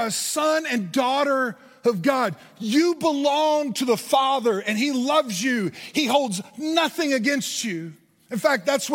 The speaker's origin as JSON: {"language": "English", "region": "Indiana", "country": "United States", "tie": "born or raised there", "said": "I was born in Indiana"}